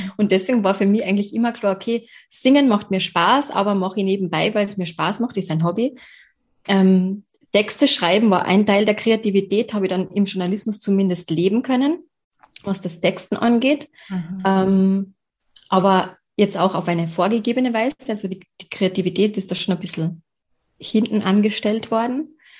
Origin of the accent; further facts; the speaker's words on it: Carinthia, Austria; ich bin geboren in Kärnten und ich wohne auch in Kärnten